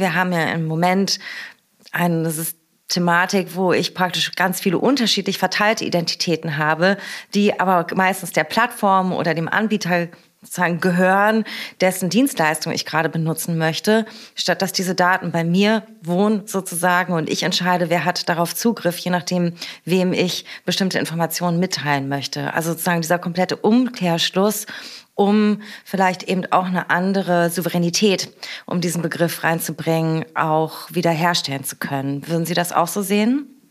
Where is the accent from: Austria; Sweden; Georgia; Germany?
Germany; Berlin; born or raised there